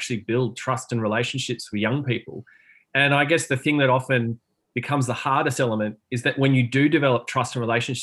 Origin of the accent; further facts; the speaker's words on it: Australia; moved away as an adult; also born or lived in South London; as an Australian